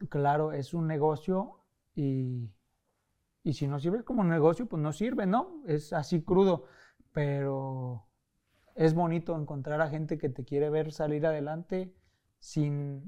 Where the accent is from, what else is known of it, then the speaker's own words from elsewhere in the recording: Mexico; also born or lived in Tijuana / Guadalajara; somos mexicanos